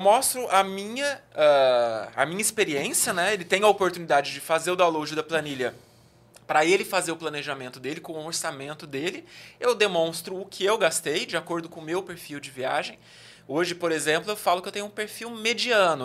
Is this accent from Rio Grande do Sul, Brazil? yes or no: no; Araraquara, São Paulo, Brazil; accent: interior, R puxado; moved away as an adult; also born or lived in Minas Gerais / Brasília; Eu sou do interior de São Paulo, natural de Araraquara, morei em várias cidades já do interior de São Paulo